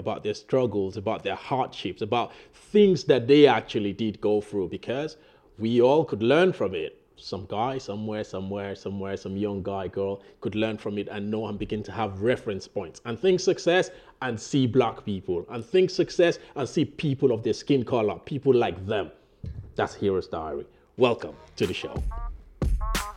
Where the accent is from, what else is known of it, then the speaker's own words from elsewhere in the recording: Nigeria; I'm Nigerian